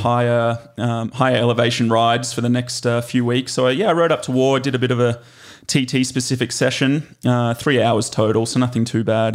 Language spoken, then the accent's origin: English; Glenbrook, New South Wales, Australia; moved away as an adult; now in United States; I grew up in Glenbrook